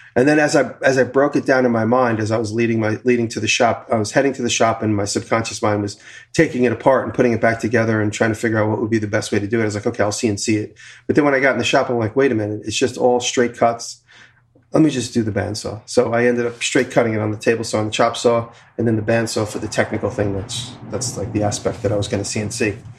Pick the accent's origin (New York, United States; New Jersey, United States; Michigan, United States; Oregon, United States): New York, United States; Long Island; moved away; I'm from Long Island